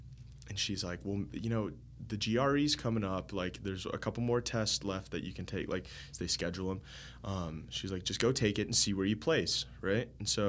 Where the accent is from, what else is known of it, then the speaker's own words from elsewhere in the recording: Florida, United States; I included the oranges because, you know, I'm from Florida